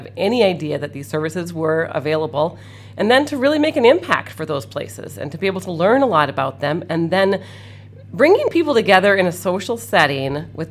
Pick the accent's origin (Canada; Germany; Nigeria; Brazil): Canada; moved away as an adult; now in Kenosha, United States; I grew up in Canada, actually